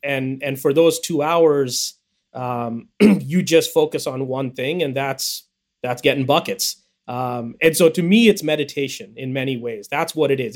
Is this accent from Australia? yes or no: no; India; accent: American accent; now in United States; I was a kid who was who was born in the U.S., but my parents moved me back to India when I was young, and they wanted me to be raised there